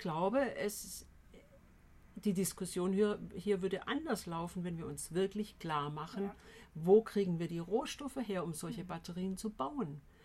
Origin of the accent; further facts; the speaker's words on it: Tübingen, Baden-Württemberg, Germany; Ich komme ursprünglich hier aus Tübingen, bin hier mal in die Schule gegangen vor vielen Jahren